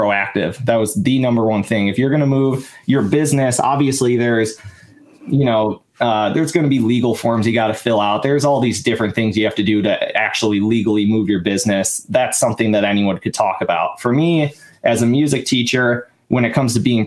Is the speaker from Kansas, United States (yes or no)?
no; Waukesha, Wisconsin, United States; moved away as an adult; also born or lived in Eau Claire, Wisconsin / Texas; now in Chicago, United States; I grew up in the Milwaukee area. I'm from Waukesha, Wisconsin